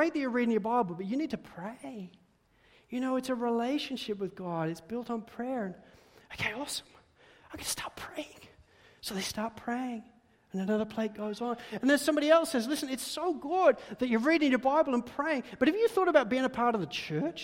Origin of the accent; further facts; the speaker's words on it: Spalding, East Midlands, United Kingdom; growing up in Spalding in Lincolnshire, the United Kingdom, was, well, slightly boring